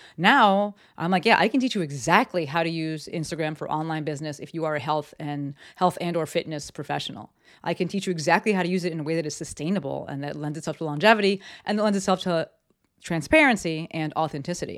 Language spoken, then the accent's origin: English; Summit, New Jersey, United States; moved away; I'm from the East Coast, um, and actually my town got, got hit pretty hard in terms of lives lost. Um, a lot of people worked in the towers. I lived in Summit, New Jersey